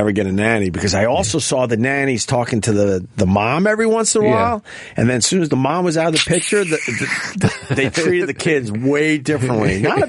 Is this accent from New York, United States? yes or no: yes; Long Island, New York, United States; I'm a guy from Long Island.